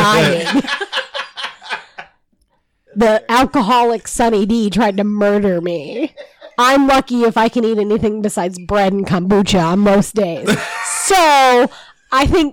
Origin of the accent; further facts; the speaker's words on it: the South, United States; I'm from the South.